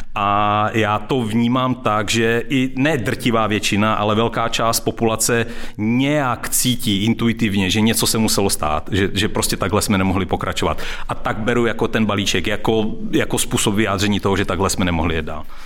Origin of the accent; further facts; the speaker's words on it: Czechia; já jsem taky Čech, jako se, se, se vším, se vším všudy.